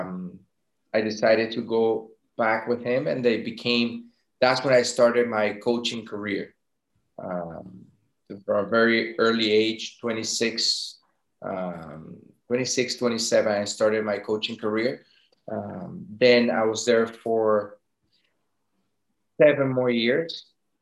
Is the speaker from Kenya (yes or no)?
no; Venezuela; moved away as an adult; also born or lived in France / Denmark; I was actually born in France. My parents were going to school there. But I was brought up in Venezuela. We moved back when I was like one or two. Then I grew in Venezuela until I was 17